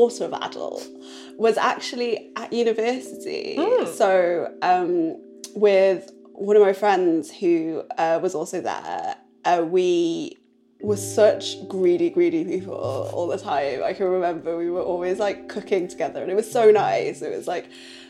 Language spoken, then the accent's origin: English; Newcastle upon Tyne, North East England, United Kingdom; also born or lived in Chongqing, China; now in London, United Kingdom; when I was like young in Newcastle with my family